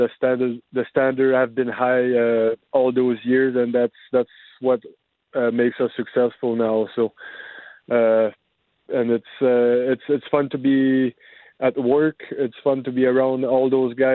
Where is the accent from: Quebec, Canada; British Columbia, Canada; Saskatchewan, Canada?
Quebec, Canada; Dolbeau-Mistassini; moved away as an adult; now in Winnipeg, Canada; in my hometown